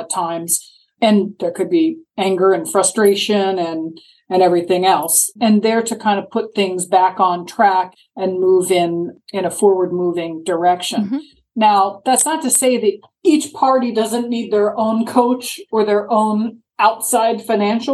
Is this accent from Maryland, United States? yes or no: yes; Maryland, United States; now in Sarasota, United States; I grew up in Maryland.